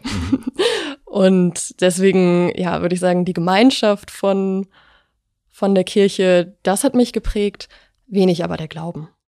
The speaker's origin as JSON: {"language": "German", "area": "near Dresden", "region": "Saxony", "country": "Germany", "tie": "born or raised there", "said": "ich bin in der Nähe von Dresden aufgewachsen"}